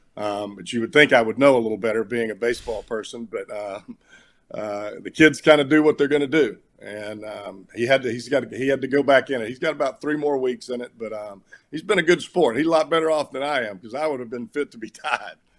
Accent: Alabama, United States; moved away as an adult; growing up in Alabama

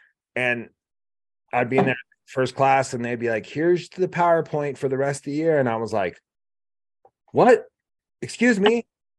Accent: Kansas, United States; born or raised there

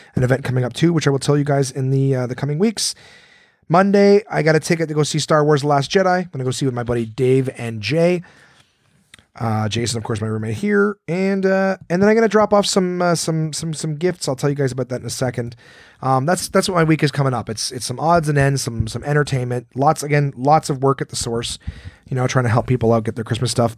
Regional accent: Ottawa, Ontario, Canada; we grew up in Ottawa, which is right on the border of Quebec

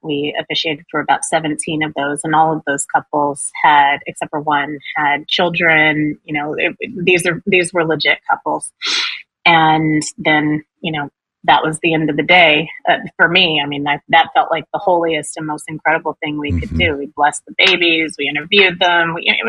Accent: New York City, New York, United States; we know how to do this, we're from New York City

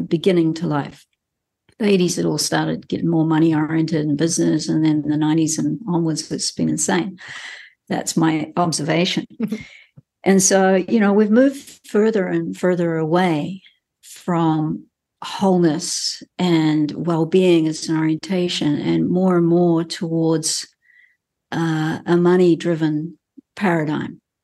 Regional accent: New Zealand; as a Kiwi who's grown up in this country and spent, um, most of my life living here

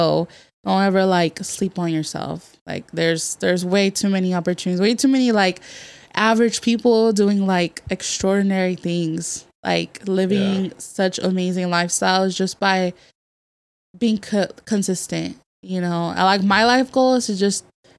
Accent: Merced, California, United States; now in San Diego, United States; I'm from the Central Valley. Shout out to 209 Merced, California

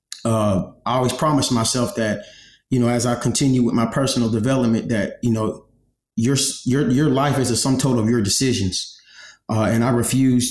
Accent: Galveston, Texas, United States; also born or lived in New Mexico; I'm a what we call an island boy. I'm from Galveston, Texas

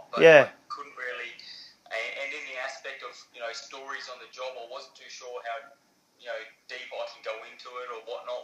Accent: Alice Springs, Northern Territory, Australia; moved away as an adult; now in Adelaide, Australia; Born in Alice Springs, grew up in Alice Springs, all my schooling in Alice Springs. And it was, you know, Alice Springs is a lovely place.

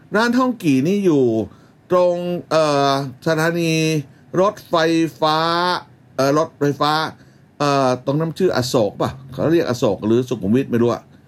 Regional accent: Bangkok, Thailand; born or raised there

